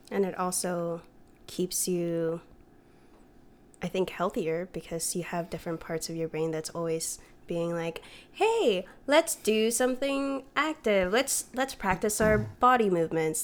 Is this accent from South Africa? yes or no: no; Philippines; I'm Filipino